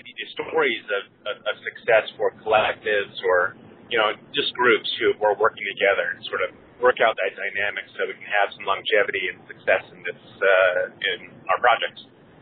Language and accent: English; Olympia, Washington, United States; I'm from Olympia, Washington.